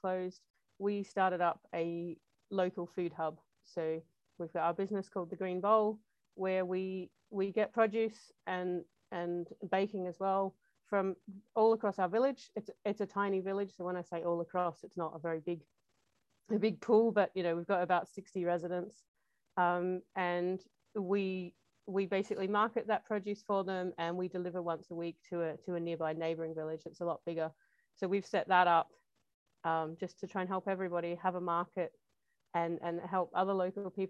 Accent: Australia; moved away as an adult; also born or lived in Northwest Highlands, Scotland; now in Scotland, United Kingdom; I'm from Australia. I grew up there. I lived there until I was, you know, well into my 30s.

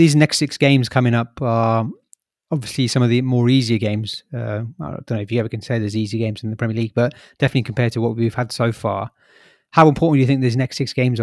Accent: Leamington Spa, West Midlands, United Kingdom; I'm from Leamington

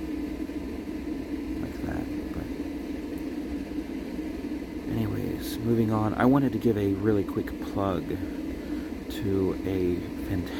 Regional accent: Texas, United States; now in Rochester, United States; I am originally from Texas

